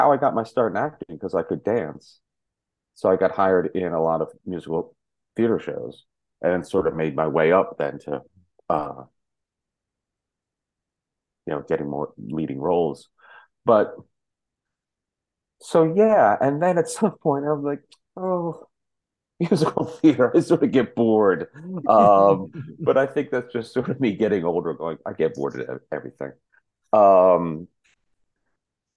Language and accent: English; outside of Princeton, New Jersey, United States; I was born in New Jersey, outside of Princeton, New Jersey